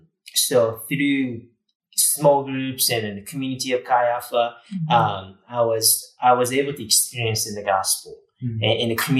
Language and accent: English; Japan; English is a second language; moved away as an adult; also born or lived in Huntsville, Texas; now in United States; born and raised in Japan, where, you know, Christianity is just not there. So I grew up in a small town in Japan, countryside, conservative culture